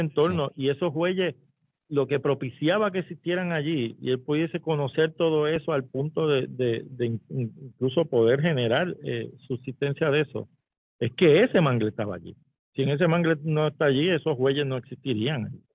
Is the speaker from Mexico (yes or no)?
no; Puerto Rico; en nuestro país y en nuestro sistema la propiedad privada es sacrosanta